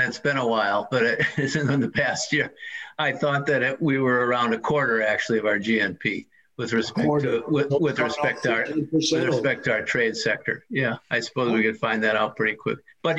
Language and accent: English; West Bend, Wisconsin, United States; growing up in West Bend, you know, a town of 8,000 to 10,000 people.